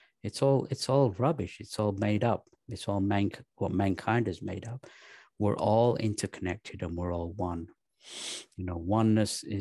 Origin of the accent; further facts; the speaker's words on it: Pakistan; I was born in Pakistan